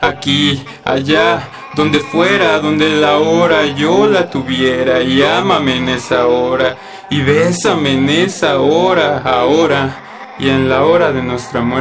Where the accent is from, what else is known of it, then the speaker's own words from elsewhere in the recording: Iztapalapa, Mexico City, Mexico; born there; Tengo 22 años y nací en Iztapalapa, aquí en, la Ciudad de México